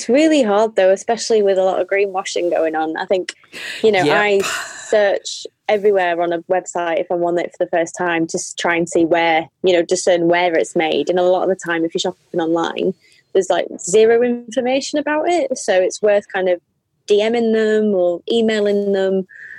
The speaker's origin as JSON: {"language": "English", "town": "North Tyneside", "region": "North East England", "country": "United Kingdom", "tie": "born or raised there", "also_born_or_lived": "Yorkshire / Manchester / Bristol", "said": "I was born in Yorkshire and then moved to the Northeast, North Tyneside, when I was a kid. So, and I've lived in Manchester and Bristol, so dependi"}